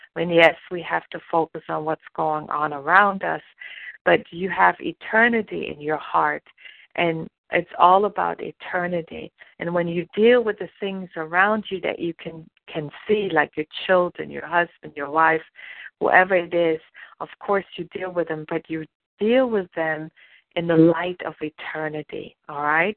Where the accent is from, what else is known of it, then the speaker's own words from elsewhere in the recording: Germany; moved away as an adult; now in United States; I was born and raised in Germany, and I didn't come to the United States until I was almost 30 years old.